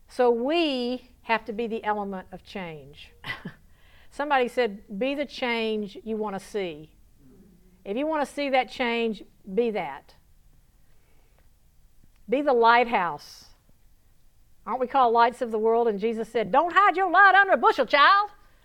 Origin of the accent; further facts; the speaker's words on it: Georgia, United States; accent: southern; moved away as an adult; also born or lived in Palm Beach, Florida / Lake Tahoe, Nevada; When I was 19 years old and I was sassy from Georgia